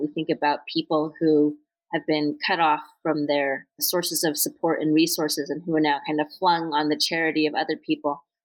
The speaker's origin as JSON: {"language": "English", "country": "United States", "tie": "born or raised there", "said": "as a English language writer who was raised in North America"}